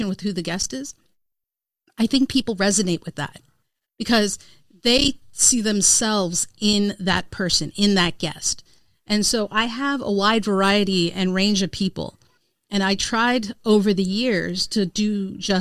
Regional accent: India; as an Indian woman

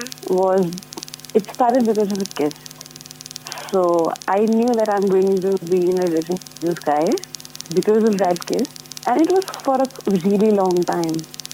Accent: India; moved away as an adult; now in New Zealand; In India, you are all like, I am the Indian girl type.

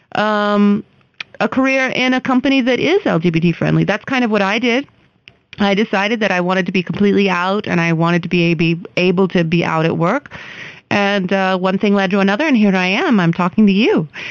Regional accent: United States; now in India; I am an American citizen

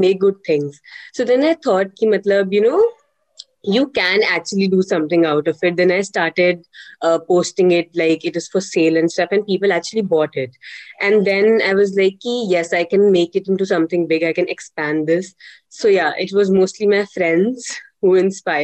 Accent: Jammu, Jammu and Kashmir, India; I am from Jammu, and I'm currently pursuing BCom professional from Christ University

